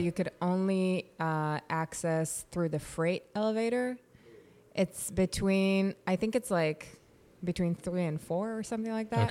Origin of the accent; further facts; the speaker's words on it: Yavne, Central District, Israel; moved away; I was born and raised in Israel